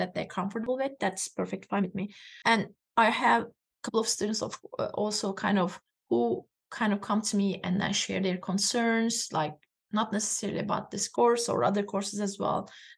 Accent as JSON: {"language": "English", "country": "Turkey", "lives_now": "United States", "said": "And I'm just explaining that Turkish culture, I'm from Turkey, by the way."}